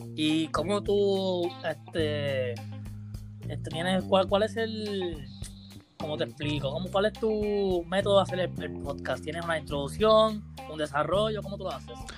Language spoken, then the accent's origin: Spanish; Caguas, Puerto Rico; yo soy de Cagua